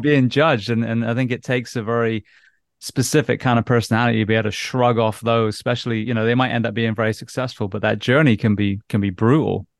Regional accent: England, United Kingdom; being an English schoolboy

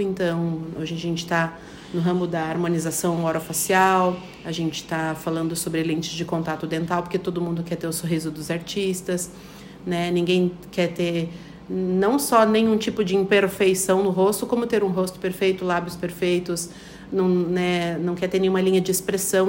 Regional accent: Paraná, Brazil; moved away as an adult; now in Chapecó, Brazil; Eu sou paranaense, tenho 35

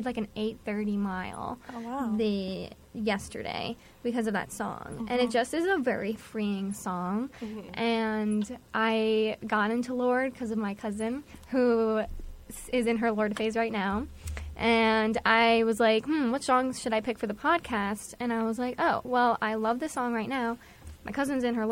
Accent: White Plains, New York, United States; I'm from White Plains, New York

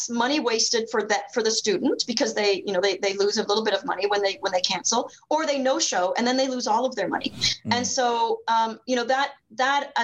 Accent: Lake Huron, Ontario, Canada; where I grew up on Lake Huron, 3.5 hours from Toronto

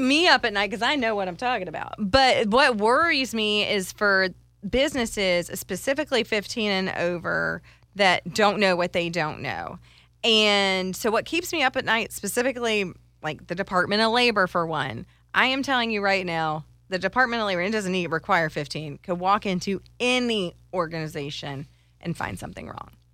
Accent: Ireland; I'm Irish

